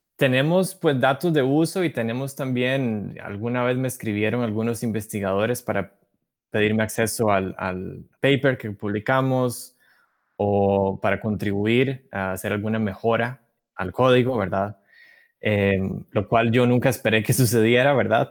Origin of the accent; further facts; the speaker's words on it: Costa Rica; moved away as an adult; now in Massachusetts, United States; Soy costarricense. Tengo poco más de cuatro años de vivir en Estados Unidos, en, Massachusetts.